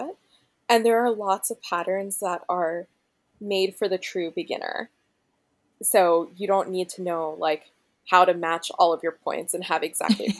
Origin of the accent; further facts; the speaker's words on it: Gainesville, Florida, United States; moved away as an adult; now in Berkeley, United States; I grew up in Gainesville, Florida, so right in the middle of the state